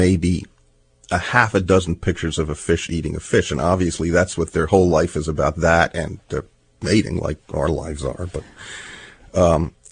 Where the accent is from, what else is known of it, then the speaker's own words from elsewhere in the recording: New York City, New York, United States; also born or lived in New Jersey; I grew up in New York City